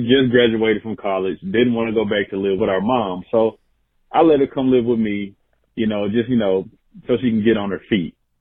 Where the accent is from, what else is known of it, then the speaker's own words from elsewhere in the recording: Memphis, Tennessee, United States; now in Little Rock, United States; I'm originally from Memphis, but I live in Little Rock, Arkansas